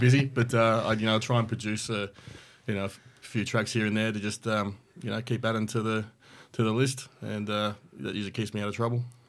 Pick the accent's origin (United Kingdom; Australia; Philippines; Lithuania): Australia; accent: Australian; being an Australian